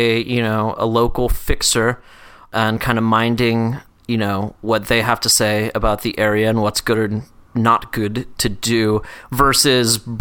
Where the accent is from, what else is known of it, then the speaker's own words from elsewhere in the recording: Atlanta, Georgia, United States; moved away as an adult; also born or lived in New York; I'm from Atlanta